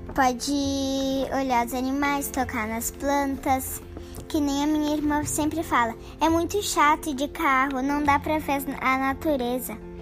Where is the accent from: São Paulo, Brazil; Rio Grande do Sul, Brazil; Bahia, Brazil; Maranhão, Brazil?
Rio Grande do Sul, Brazil; Bento Gonçalves; also born or lived in Porto Alegre; estudo no Colégio Marista Aparecido em Bento Gonçalves, mas eu nasci em Porto Alegre